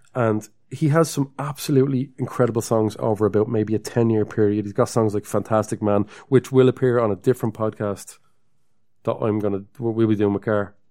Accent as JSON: {"language": "English", "town": "Dublin", "region": "Leinster", "country": "Ireland", "accent": "Dublin", "said": "we're from Dublin"}